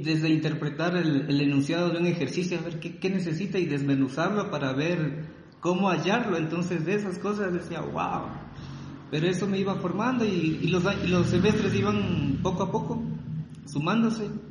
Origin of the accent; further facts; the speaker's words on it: Ecuador; also born or lived in Riobamba; soy ecuatoriano. Soy ecuatoriano, tengo 35 años